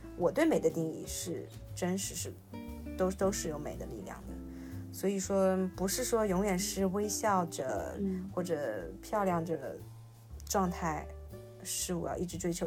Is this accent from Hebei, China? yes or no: no; Shanghai, China; 我是上海人